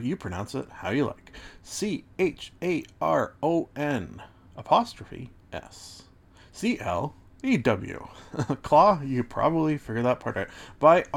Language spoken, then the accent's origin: English; Canada; as a Canadian